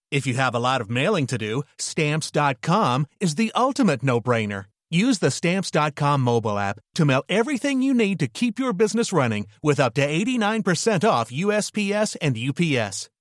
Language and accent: French; Beirut, Beirut Governorate, Lebanon; moved away; j'ai grandi à Beyrouth, donc pendant la guerre